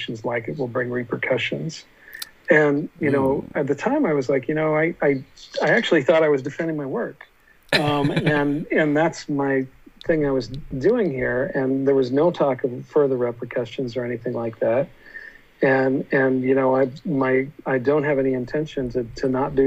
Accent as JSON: {"language": "English", "region": "Utah", "country": "United States", "tie": "born or raised there", "said": "when I was a kid growing up in Utah"}